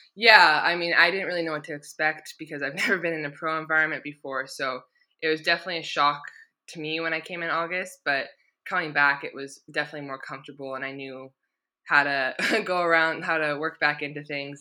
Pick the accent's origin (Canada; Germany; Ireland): Canada; Victoria, British Columbia; moved away as an adult; now in England; my hometown. Like I'm proud just to be from Victoria